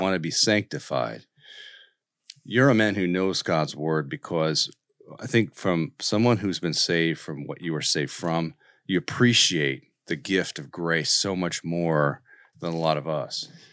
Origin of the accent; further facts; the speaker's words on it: Colorado, United States; I'm from Colorado